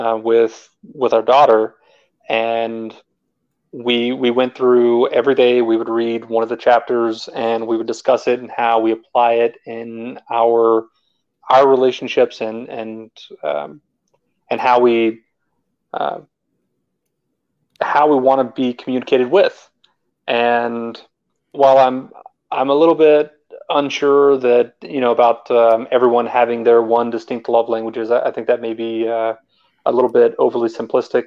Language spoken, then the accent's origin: English; Texas, United States; moved away as an adult; also born or lived in Germany / Northern Virginia; now in Georgia, United States; I grew up in Texas, and from there I went to the Army